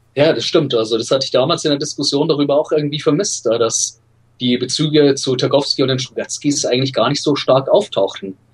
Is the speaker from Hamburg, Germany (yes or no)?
no; Regensburg, Bavaria, Germany; Ich bin in Regensburg aufgewachsen, in Nordbayern